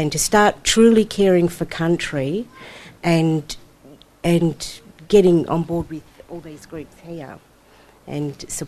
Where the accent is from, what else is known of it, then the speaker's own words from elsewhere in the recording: Kalgoorlie, Western Australia, Australia; I'm from Kalgoorlie. I'm an Anangal Noongar woman, and uh, I live in Kalgoorlie